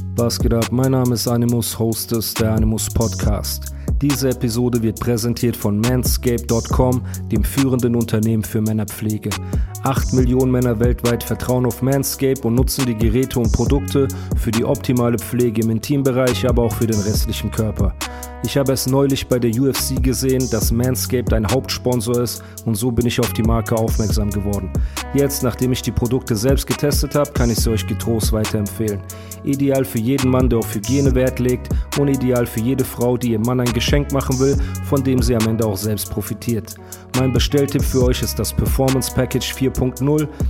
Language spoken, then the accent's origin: German; Heidelberg, Baden-Württemberg, Germany; aber bin ich auch Heidelberger